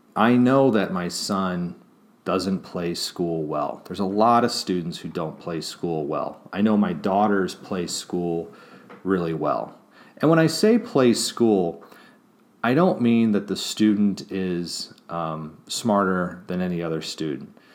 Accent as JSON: {"language": "English", "town": "Kansas City", "region": "Missouri", "country": "United States", "tie": "born or raised there", "moved": "yes", "said": "I actually lived in Kansas City as a child, Kansas City, Missouri side"}